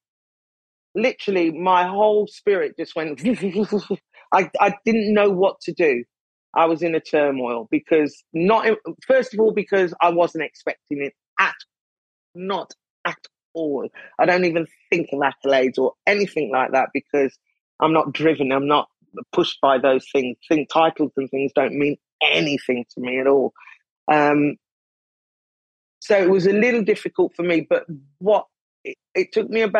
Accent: United Kingdom; I'm British

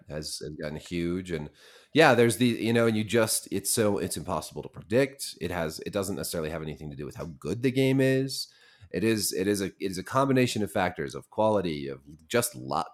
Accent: Montana, United States; moved away; I was born in Montana

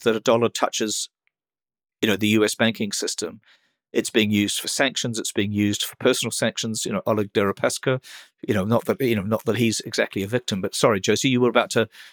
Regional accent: New Zealand; as a New Zealander

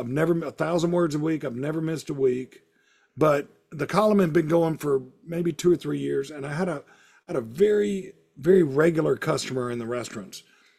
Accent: the South, United States; I would have stories about food in the South and growing up in the South, like I do in the column.

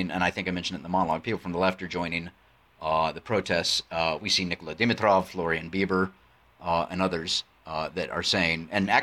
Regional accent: United States; as an American

